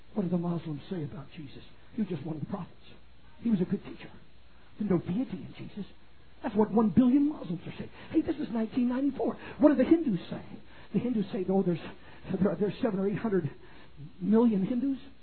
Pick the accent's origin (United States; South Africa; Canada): Canada; moved away; in my native country of Canada, I was born and raised in Canada